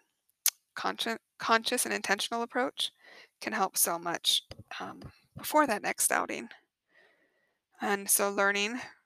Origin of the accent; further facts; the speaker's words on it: Colorado, United States; moved away as an adult; now in Phoenix, United States; growing up in Colorado